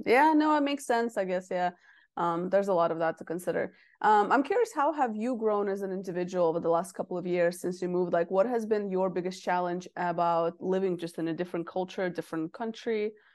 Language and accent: English; Russia; moved away; I'm from Russia originally.